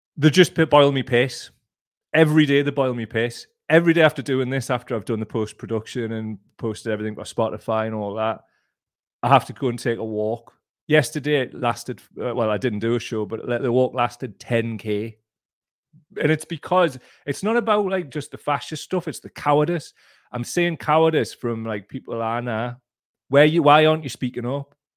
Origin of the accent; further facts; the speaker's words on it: North East England, United Kingdom; I'm from the Northeast